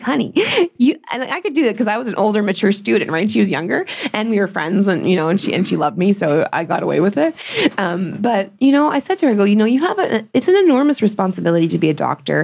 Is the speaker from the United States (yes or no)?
no; Northern Ontario, Canada; I grew up in Northern Ontario